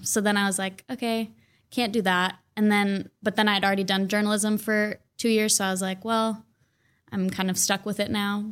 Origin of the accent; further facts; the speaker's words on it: Mounds View, Minnesota, United States; also born or lived in Saint Paul, Minnesota; I grew up in Mounds View. It's kind of the forgotten suburb